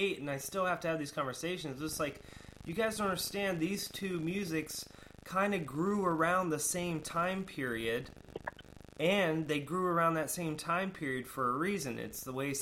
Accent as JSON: {"language": "English", "town": "Sarasota", "region": "Florida", "country": "United States", "tie": "born or raised there", "said": "I grew up in Sarasota, Florida."}